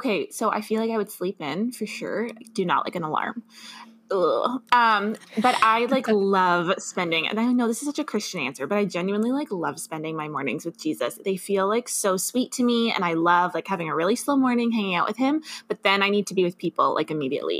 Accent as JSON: {"language": "English", "town": "Dundas", "region": "Ontario", "country": "Canada", "tie": "born or raised there", "said": "I grew up in Dundas, Ontario"}